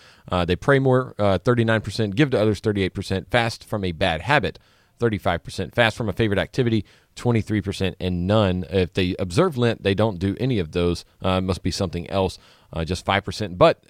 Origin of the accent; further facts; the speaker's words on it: Louisiana, United States; I grew up in Louisiana.